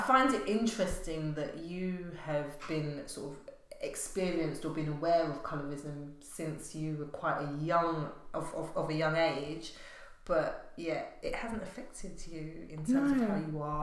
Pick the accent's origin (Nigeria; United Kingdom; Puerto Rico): United Kingdom; England; also born or lived in Grenada; growing up in England. I was born in the Caribbean, but grew up here